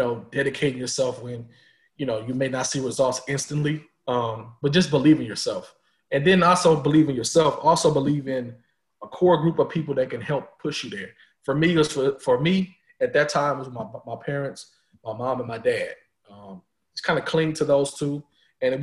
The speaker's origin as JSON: {"language": "English", "town": "St. Louis", "region": "Missouri", "country": "United States", "said": "I'm from St. Louis. You know, Mizzou was 2 hours from my house."}